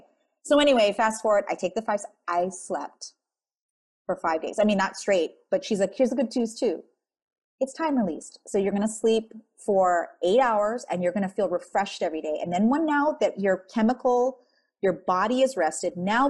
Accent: Philippines; You know, I'm Filipino. I'm an Asian child of a tiger mom.

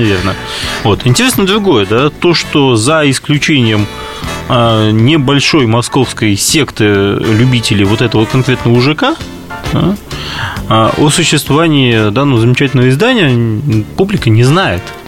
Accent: Riga, Latvia; moved away; ко мне на малую родину в город Ригу, столицу Латвии

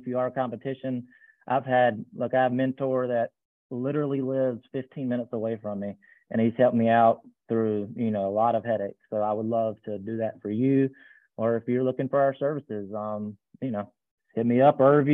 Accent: Eastern North Carolina, United States; moved away as an adult; now in Raleigh, United States; I'm from Eastern North Carolina, but I moved up to Raleigh about 18 years ago

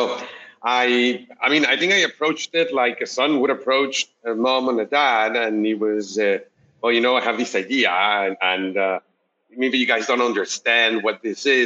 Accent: Mexico City, Mexico; moved away as an adult; now in Bay Area, United States; I'm originally from Mexico City. I moved to the Bay Area, I think about 10 years ago

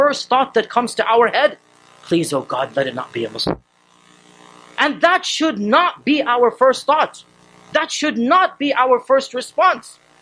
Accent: Texas, United States; I'm a born American citizen. I was born in Texas.

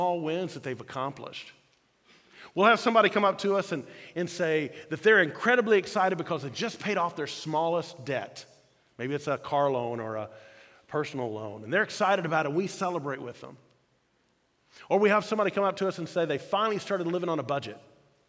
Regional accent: Louisville, Kentucky, United States; I grew up in Louisville, Kentucky

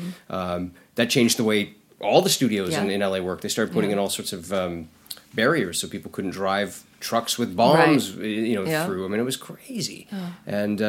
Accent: Canada; now in United States; I'm not American. I go, I live here and I'm working here, but I'm Canadian.

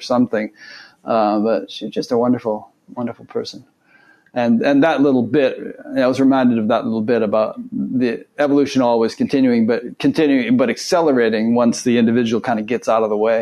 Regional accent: Fairfield, Connecticut, United States; also born or lived in Westport, Connecticut; right next to where I grew up

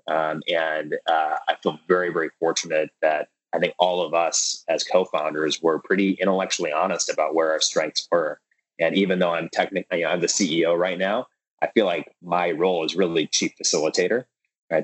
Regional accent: Minneapolis, Minnesota, United States; I grew up in Minneapolis Minnesota

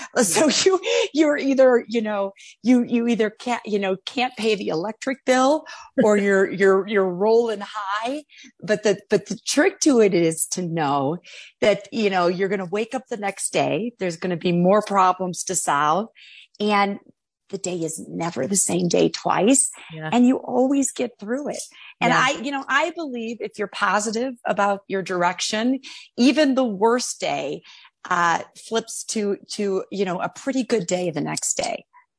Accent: Chicago, Illinois, United States; that led me to opening and winning licenses and opening dispensaries near my hometown in Chicago, Illinois.

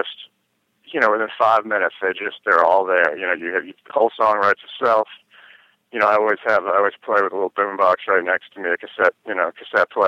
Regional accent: New York, United States; when I grew up in New York, in New York State

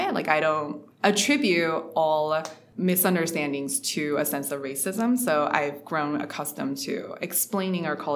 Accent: Ohio, United States; also born or lived in Shanghai, China; I was born in Shanghai, actually, to parents that are both computer engineers. And I moved to the US because my father was pursuing a math PhD in computer science, actually. So we moved here into Ohio. So I grew up in Ohio

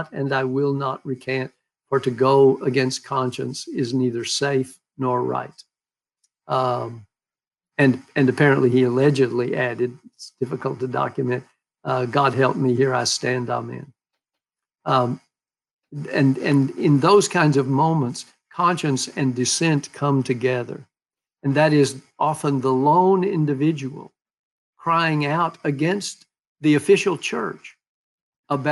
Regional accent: Texas, United States; When I was growing up in Texas, witness as a Baptist was something you did in order to call people to conversion

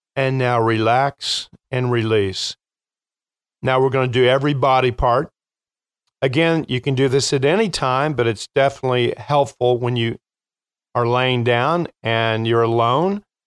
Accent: Kentucky, United States; now in Chicago, United States; I'm from Kentucky

